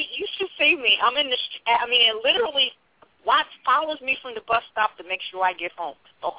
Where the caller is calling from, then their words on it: New York, United States; I'm calling from New York.